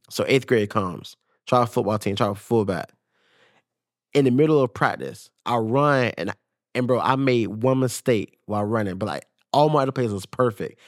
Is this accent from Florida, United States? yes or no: yes; Jacksonville, Florida, United States; got drafted to the Jacksonville Jaguars, like, paid for my hometown